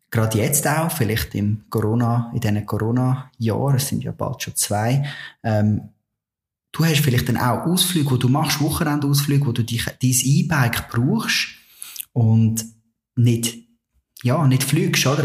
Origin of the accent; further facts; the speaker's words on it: Switzerland; bei uns in der Schweiz